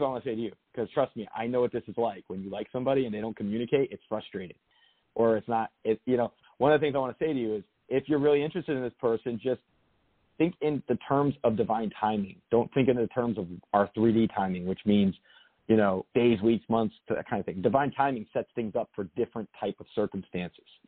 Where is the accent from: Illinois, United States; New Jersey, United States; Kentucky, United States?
New Jersey, United States; Lodi; moved away; I was from Bergen County, a town called Lodi. It's a small town outside New York City